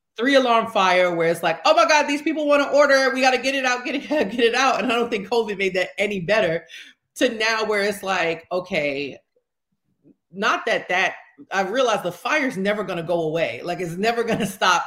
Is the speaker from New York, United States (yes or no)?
yes; New York City, New York, United States; I'm from Harlem, born and raised